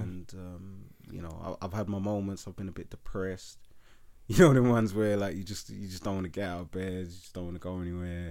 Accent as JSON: {"language": "English", "region": "London", "country": "United Kingdom", "tie": "born or raised there", "said": "so we were born and raised in Leytonstone"}